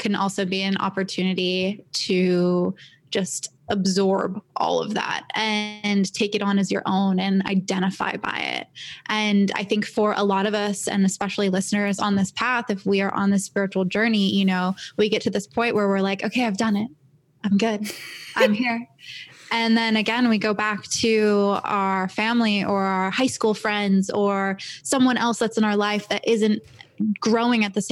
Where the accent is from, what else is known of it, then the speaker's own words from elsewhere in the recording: Los Angeles, California, United States; also born or lived in San Diego; I was born and raised in LA. I was born in Santa Monica, grew up here.